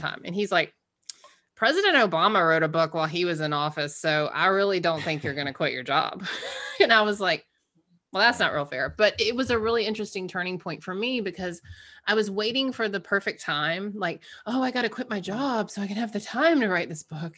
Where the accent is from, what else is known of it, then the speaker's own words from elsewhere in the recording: Georgia, United States; we grew up in Georgia, she's black, I'm white